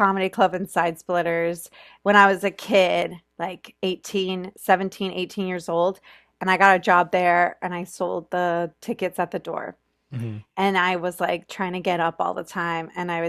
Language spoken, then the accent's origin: English; Florida, United States; also born or lived in New York; now in Los Angeles, United States; So I'm from Florida. I went to school in New York. I went to NYU.